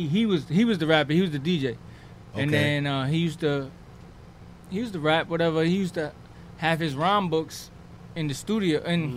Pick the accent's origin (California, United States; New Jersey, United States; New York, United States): New York, United States; New York City; I'm from Southside Jamaica, Queens.